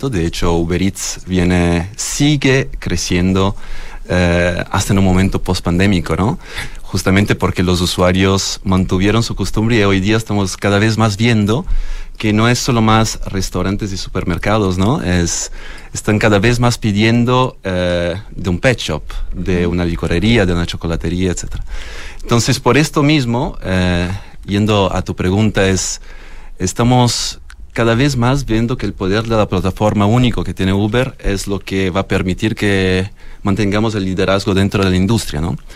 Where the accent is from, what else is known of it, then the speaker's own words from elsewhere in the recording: Florence, Tuscany, Italy; moved away; Yo soy de, de la zona del vino, Toscana.